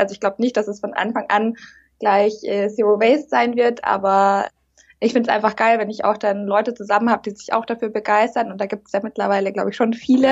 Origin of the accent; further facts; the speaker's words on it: Munich, Bavaria, Germany; ich komme aus München